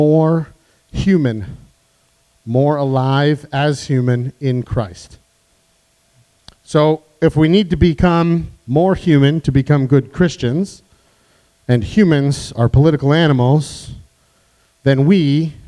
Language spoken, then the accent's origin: English; United States; I'm an American Catholic